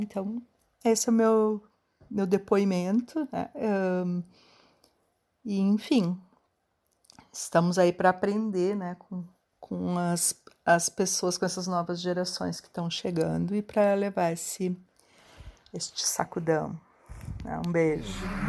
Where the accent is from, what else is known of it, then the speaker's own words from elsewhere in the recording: Caxias do Sul, Rio Grande do Sul, Brazil; sou de Caxias do Sul